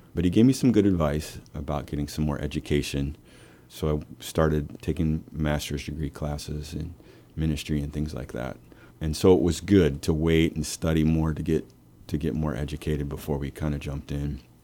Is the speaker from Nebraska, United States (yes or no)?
yes; Lincoln, Nebraska, United States; moved away as an adult; I'm from Lincoln